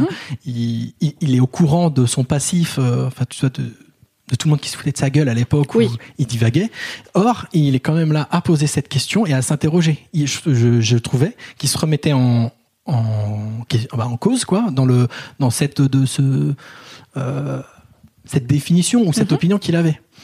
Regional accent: Paris, Île-de-France, France; en tant que Parisien, blanc, grand

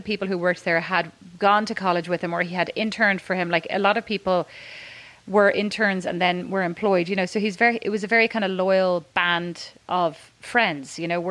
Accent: Ireland; moved away; also born or lived in Dallas, Texas; As an Irish person

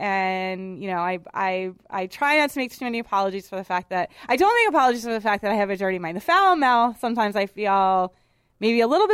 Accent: Boston, Massachusetts, United States; I'm from Boston, and I went to a women's college in Manhattan, and I'm a mouthy broad.

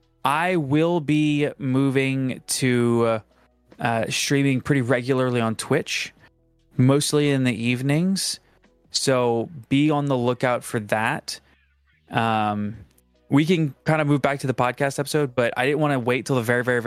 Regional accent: New Orleans, Louisiana, United States; Listen, I grew up in New Orleans.

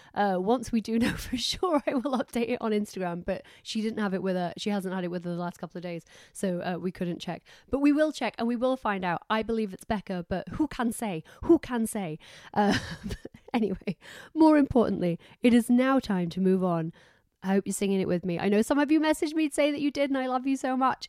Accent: Doncaster, Yorkshire and the Humber, United Kingdom; I'm from Doncaster

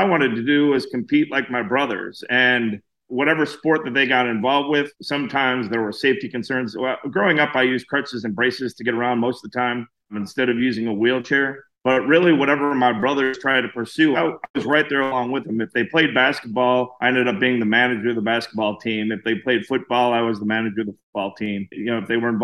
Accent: Illinois, United States; now in Pelham, Alabama, United States; I live in Pelham, Alabama, a little bit south of Birmingham. I'm originally from Illinois, moved south to get away from the snow

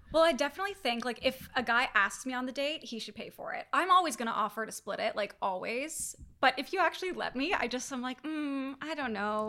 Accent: Toronto, Ontario, Canada; moved away; move back to Toronto, my hometown

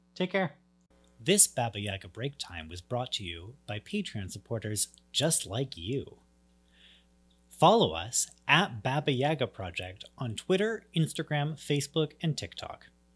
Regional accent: Canada; I grew up in Canada

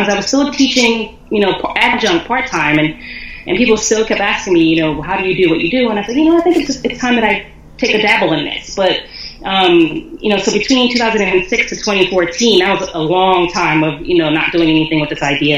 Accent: Philadelphia, Pennsylvania, United States; I was born and raised in Philly

